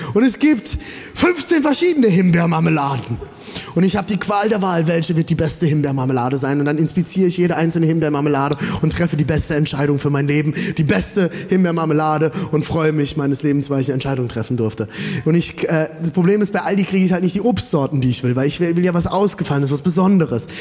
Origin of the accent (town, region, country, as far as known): Germany